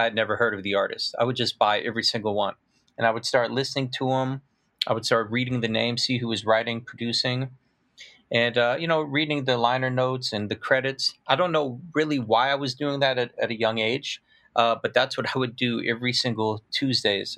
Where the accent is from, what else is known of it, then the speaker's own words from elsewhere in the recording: Peoria, Illinois, United States; I was actually born and raised in Peoria, Illinois